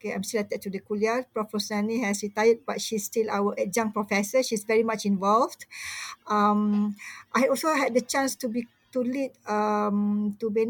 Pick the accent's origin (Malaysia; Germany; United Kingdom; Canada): Malaysia; I'm a Malaysian also, Malay, Malaysian, Muslim, Malaysian